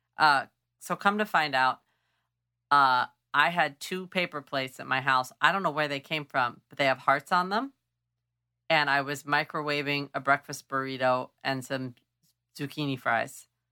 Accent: Clovis, California, United States; I grew up near Clovis

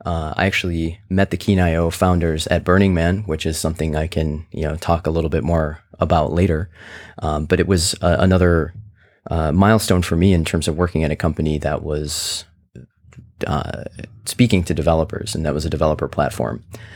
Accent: Midwest, United States; now in San Francisco, United States; I grew up in the Midwest, where it's a wonderful place to grow up, but sometimes you don't get exposed to a lot of the different points of view and people and everything who are out there.

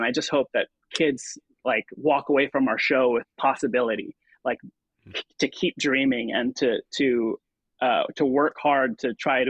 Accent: Philippines; now in United States; But then for me, growing up as a Filipino-American immigrant

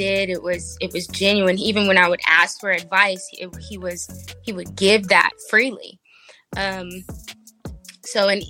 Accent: Las Vegas, Nevada, United States; I'm from Vegas. So, yeah. West Coast all the way

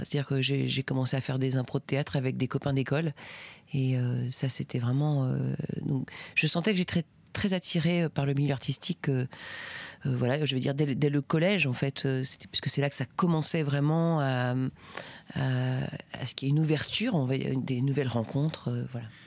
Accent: Brittany, France; j'ai grandi euh, en Bretagne.

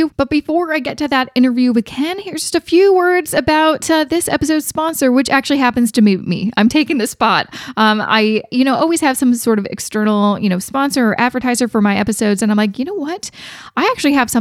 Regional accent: Canada; me being Canadian

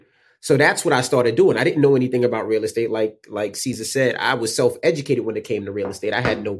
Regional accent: Queens, New York, United States; I'm from Queens, and I couldn't afford anything close to New York.

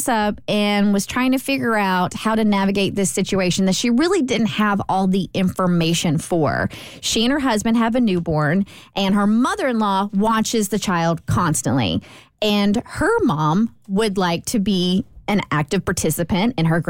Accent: Kentucky, United States; See, we're all from Kentucky, so I felt like this was a completely suitable question to ponder.

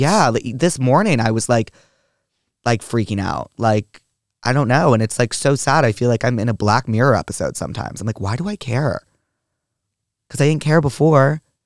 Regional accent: New York, United States; I grew up in New York

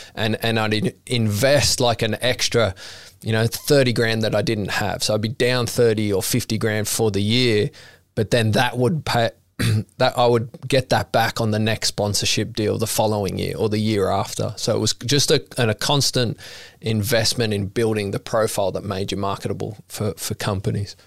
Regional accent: Sydney, New South Wales, Australia; growing up in Maroubra, I, I grew up with Kobe Aberdeen.

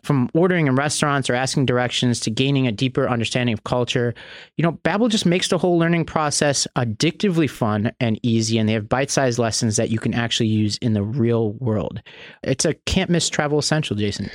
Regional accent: New York, United States; my home state of New York

